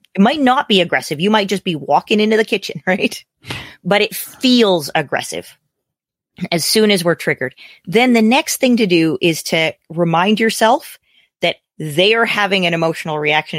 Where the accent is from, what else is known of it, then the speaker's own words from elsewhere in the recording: Canada; as a Canadian, my politics are very different than your politics